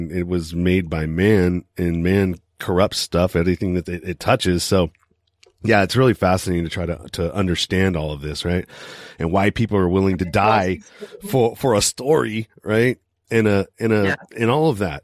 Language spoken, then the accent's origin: English; United States; I'm from the United States